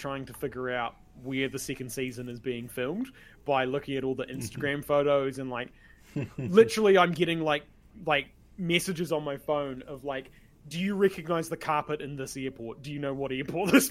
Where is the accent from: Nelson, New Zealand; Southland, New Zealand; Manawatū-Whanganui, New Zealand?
Southland, New Zealand; Invercargill; He is also from Invercargill, where I'm from